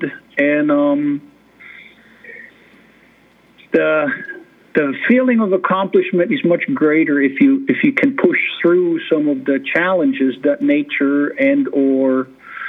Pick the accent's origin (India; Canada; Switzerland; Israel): Switzerland; moved away as an adult; now in Alaska, United States; I'm from Switzerland originally. I was born and raised in Switzerland.